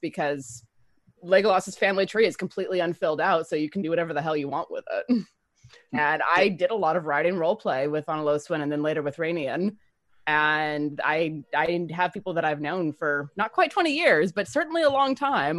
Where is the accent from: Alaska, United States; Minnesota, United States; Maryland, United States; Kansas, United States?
Alaska, United States; I'm blonde naturally from Alaska.